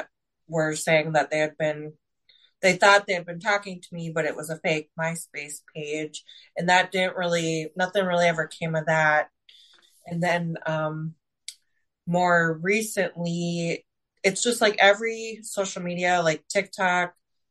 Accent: Minnesota, United States; moved away as an adult; now in Miami Beach, United States; I'm originally from Minnesota. 2 years ago, I moved to Miami Beach

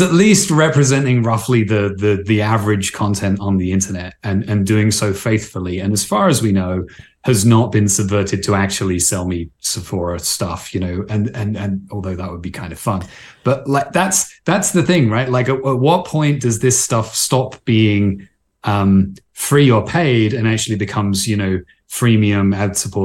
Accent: Canada; I'm Canadian

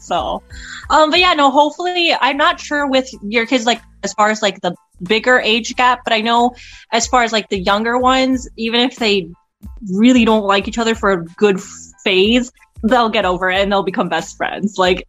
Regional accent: Mexico; first language Spanish; English is a second language; Mexican pretty much. So yeah, that would make me Hispanic. And I am fluent in Spanish. That was actually my first language.

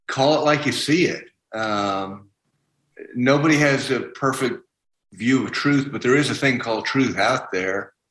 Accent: South Carolina, United States

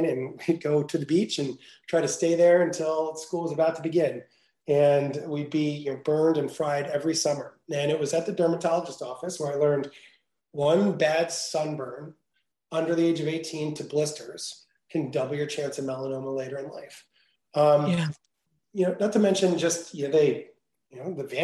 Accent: New Jersey, United States; moved away as an adult; also born or lived in Venice, California; I grew up in New Jersey

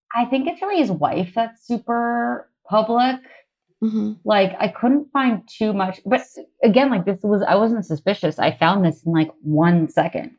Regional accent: Massachusetts, United States; moved away as an adult; also born or lived in New York; I grew up in Massachusetts

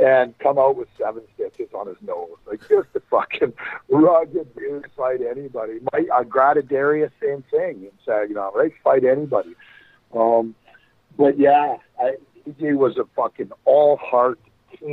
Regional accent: Brooks, Alberta, Canada; I'm from Brooks, Alberta, which is fucking 30 minutes up the road from Medicine Hat

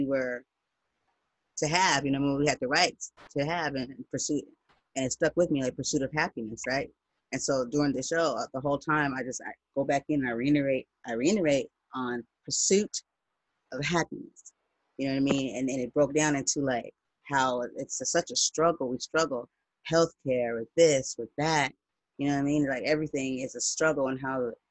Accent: United States; I'm black, I'm American

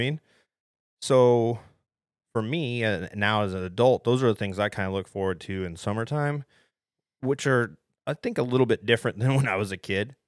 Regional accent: Ohio, United States; moved away; I was spoiled growing up in Ohio

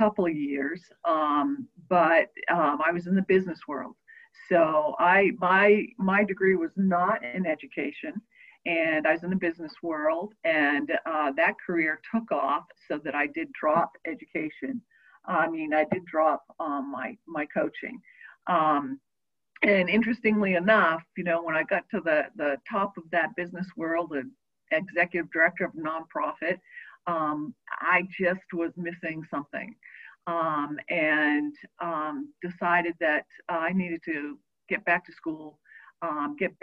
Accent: Maine, United States; moved away; also born or lived in Massachusetts; I grew up in Maine, long way from here

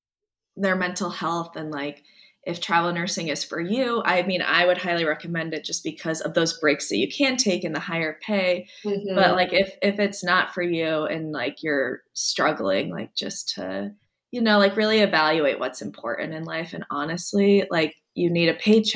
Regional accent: Nebraska, United States; moved away; I was from Nebraska

